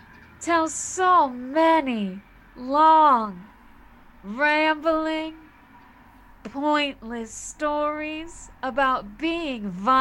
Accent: United States; now in Chicago, United States; I am an American of Polish descent

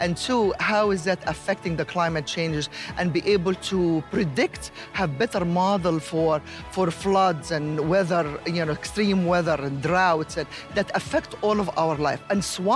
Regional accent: Egypt; moved away; I am originally from Egypt

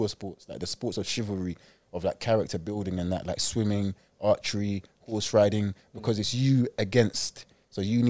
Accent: London, United Kingdom; accent: English; moved away as an adult; now in Melbourne, Australia; I was born and raised in London, North London, Tottenham, to be precise

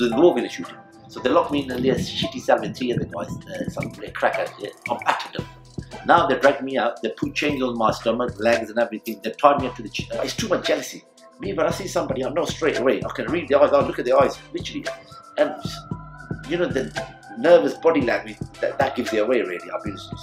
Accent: Chesham, South East England, United Kingdom; also born or lived in Jhelum, Pakistan / High Wycombe / Barcelona, Spain; Then I was there in England, Chesham

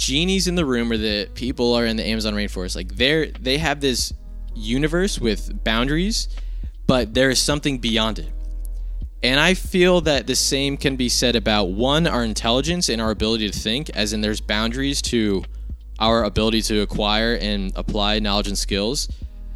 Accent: New Jersey, United States; I grew up in Jersey

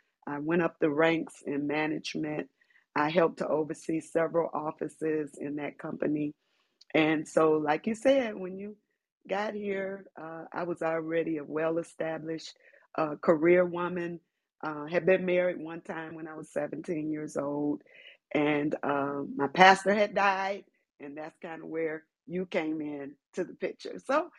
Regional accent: Detroit, Michigan, United States; Prayer Tabernacle Church in Detroit, Michigan. When we got together, I had been in that church my whole life, 32 years.

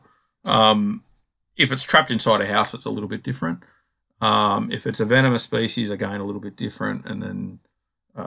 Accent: Victoria, Australia; I grew up in Victoria where the only snakes that I were catching were things like brown snakes and tiger snakes and copperheads

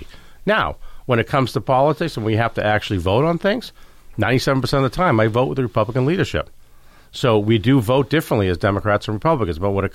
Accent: Caribou, Maine, United States; moved away; I was born in Caribou, Maine. And so it was up on the Canadian border. We used to go shopping in Canada all the time with my mom.

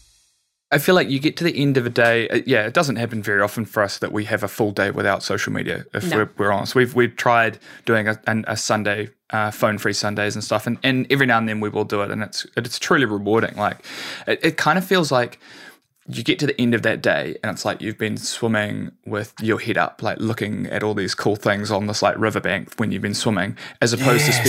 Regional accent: New Zealand; I'm a Kiwi

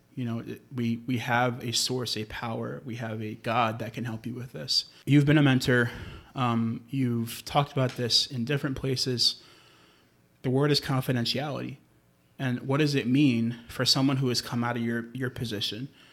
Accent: New York, United States; I grew up in New York

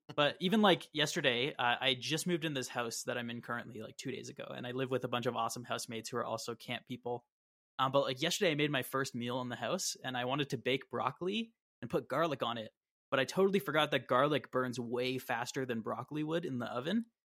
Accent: Brampton, Ontario, Canada; I grew up in Brampton

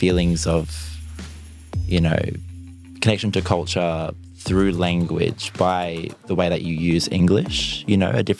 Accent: Tamworth, New South Wales, Australia; I'm Gamilaroi from Tamworth.

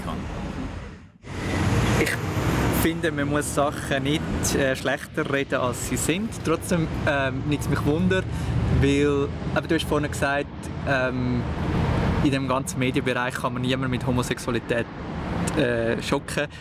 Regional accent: Brunnen, Schwyz, Switzerland; ich bin auch im Kanton Schweiz aufgewachsen

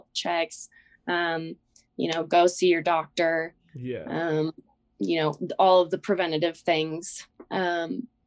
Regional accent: Wyoming, United States; So I'm from Wyoming.

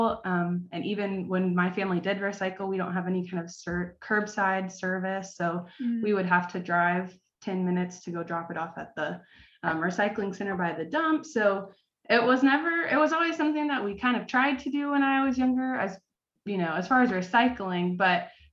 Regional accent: Georgia, United States; moved away as an adult; also born or lived in South Carolina; now in Fort Collins, United States; I'm originally from Georgia

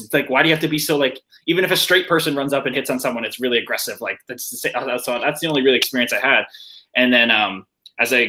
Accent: Canada; I grew up in Canada

